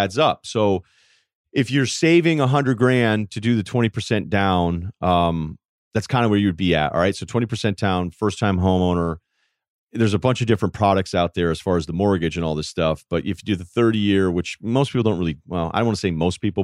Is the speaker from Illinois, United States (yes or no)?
no; Hartford, Connecticut, United States; moved away; I was born in Hartford. Okay. And then I actually lived downtown Hartford for a couple of years